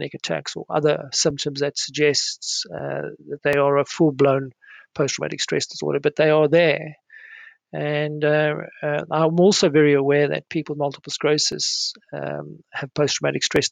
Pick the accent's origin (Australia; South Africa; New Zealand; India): South Africa; now in United Kingdom; as a child growing up in South Africa.